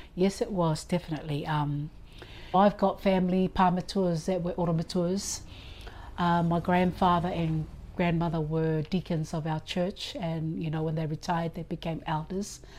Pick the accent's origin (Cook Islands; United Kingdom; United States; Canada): Cook Islands; Avarua; I was born here in Rarotonga